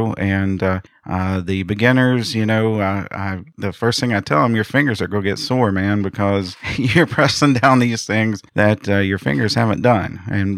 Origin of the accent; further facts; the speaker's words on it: Grafton, United States; I am from Grafton, actually. I've been living here for about 24 years. I am the director of bands at Grafton High School.